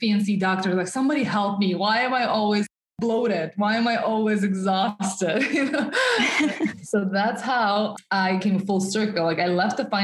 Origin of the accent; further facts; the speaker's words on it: Russia; first language Russian; English is a second language; moved away as an adult; also born or lived in New York City; I'm originally from Russia. I was born and raised in the suburbs in a small town in Russia, and I moved to New York City when I just turned 19 years old.